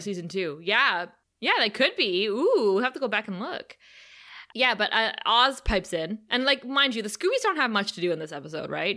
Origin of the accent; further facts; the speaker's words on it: Thunder Bay, Ontario, Canada; Kara and I hail from Thunder Bay, Ontario, Canada, which is the amethyst mining capital of the world